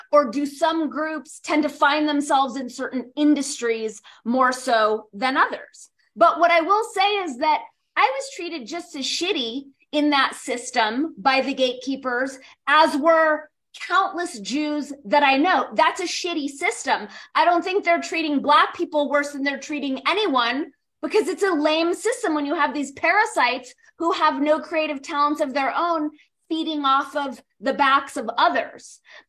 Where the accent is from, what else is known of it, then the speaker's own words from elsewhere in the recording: Los Angeles, California, United States; I grew up in Los Angeles, right?